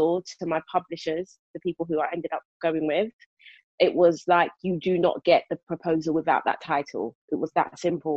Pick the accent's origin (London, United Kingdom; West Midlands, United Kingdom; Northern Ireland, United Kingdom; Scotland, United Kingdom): London, United Kingdom; moved away as an adult; now in Milton Keynes, United Kingdom; Born and raised in South London, Brixton to be precise. Now living my best country life out in Buckinghamshire, aka Milton Keynes.